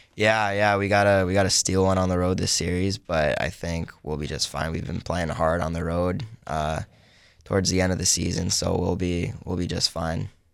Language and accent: English; Palmer, Alaska, United States; I am from Palmer, Alaska, which is about forty-five minutes outside of Anchorage